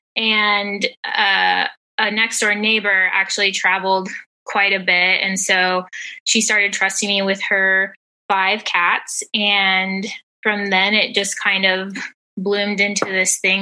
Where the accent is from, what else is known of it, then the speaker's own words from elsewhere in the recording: Georgia, United States; also born or lived in North Texas; now in Texas, United States; I am originally from North Texas and lived there for a little over 7 years before moving to Georgia, and spent 15 years living in the metropolitan area before moving back to Texas, where I currently live